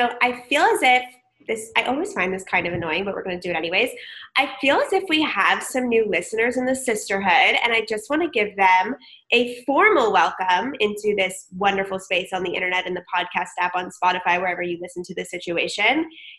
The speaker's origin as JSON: {"language": "English", "town": "San Diego", "region": "California", "country": "United States", "tie": "born or raised there", "said": "As we mentioned, I grew up in San Diego."}